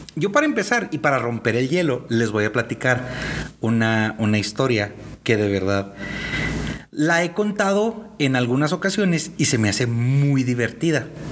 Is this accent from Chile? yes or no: no; northern Mexico, Mexico; somos tres hermanos norteños